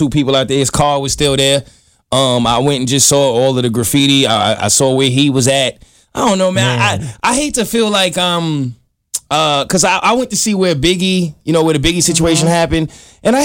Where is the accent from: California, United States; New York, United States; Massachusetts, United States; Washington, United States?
New York, United States; I'm from New York